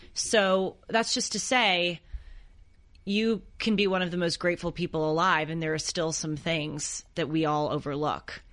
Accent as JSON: {"language": "English", "town": "Los Angeles", "region": "California", "country": "United States", "tie": "born or raised there", "said": "I grew up here in Los Angeles"}